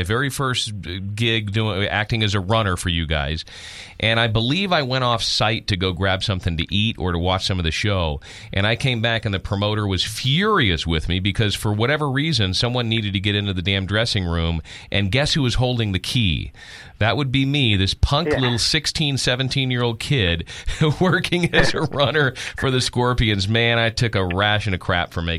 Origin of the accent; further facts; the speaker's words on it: San Antonio, Texas, United States; I grew up in San Antonio, Texas